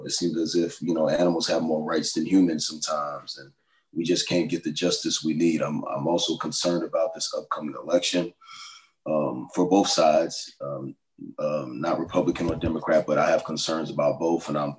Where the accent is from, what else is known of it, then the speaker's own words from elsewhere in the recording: New York, United States; I'm from New York. My family lives on Long Island. Church is in Brooklyn. But I am a New York native.